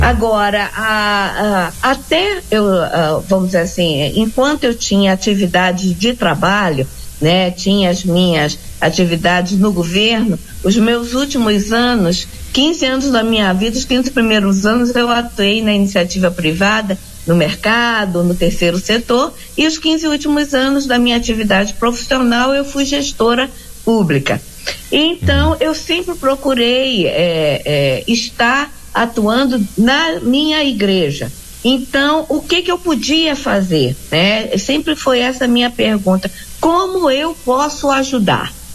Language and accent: Portuguese; Brasília, Federal District, Brazil; also born or lived in Rio de Janeiro; eu sou nascida no Rio de Janeiro, criado em Brasília